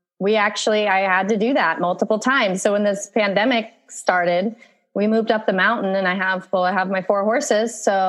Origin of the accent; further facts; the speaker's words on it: Virginia, United States; moved away as an adult; also born or lived in Russia / Harrisonburg, Virginia; now in Costa Rica; I was born in Russia, but I was adopted. So when I was 15 months, I was adopted and by an American family. And that's how I ended up in Virginia. And I grew up there.